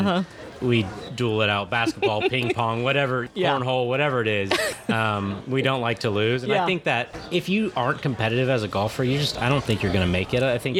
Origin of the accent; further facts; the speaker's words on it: Charleston, South Carolina, United States; born there; I was born in Charleston, South Carolina